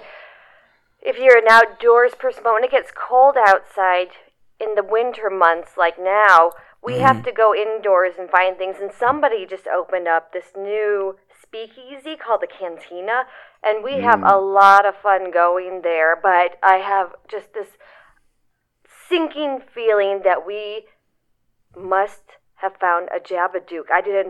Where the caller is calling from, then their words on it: Butte, Montana, United States; Hi, this is … from Butte, Montana.